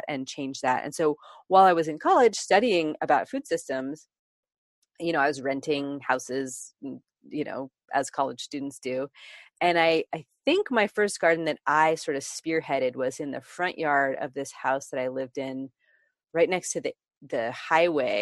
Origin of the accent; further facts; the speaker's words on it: Bay Area, Northern California, United States; I grew up in the Bay Area of Northern California